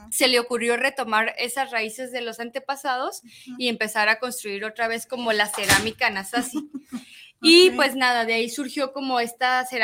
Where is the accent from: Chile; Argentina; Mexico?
Mexico; Chihuahua; moved away; Yo soy de Chihuahua, y en Chihuahua, en el norte, hay un lugar arqueológico que se llama Paquimé.